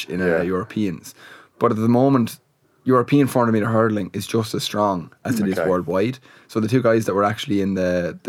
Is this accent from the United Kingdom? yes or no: no; Waterford, Munster, Ireland; moved away as an adult; now in Limerick, Ireland; I'm actually from Waterford, which is about 2 hours away. But I'm based in Limerick now